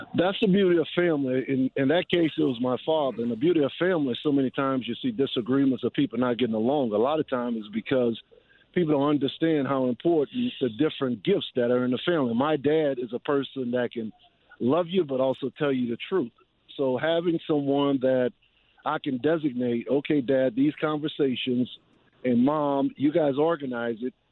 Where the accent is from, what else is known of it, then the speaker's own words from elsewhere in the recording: New Orleans, Louisiana, United States; in my hometown in a Superdome where I played high school football